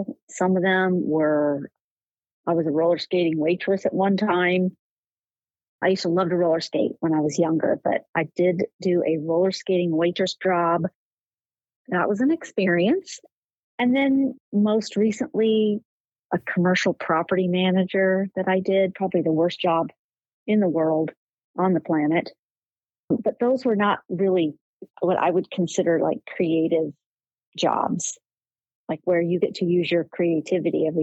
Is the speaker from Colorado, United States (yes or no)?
no; Stone Mountain, Georgia, United States; moved away as an adult; also born or lived in Dearborn, Michigan / Florida / Texas; now in Morgan Hill, United States; But I actually grew up in Stone Mountain, Georgia. That's where I went to high school. That's where I graduated from high school. So I would say I grew up in Georgia